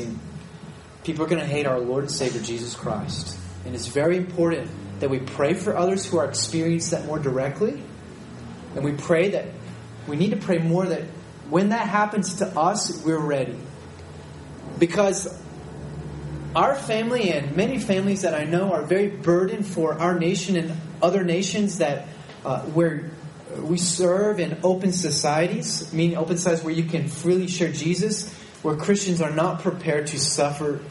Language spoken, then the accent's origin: English; United States; moved away as an adult; I'm an American. I understand that. I did live there. I grew up there.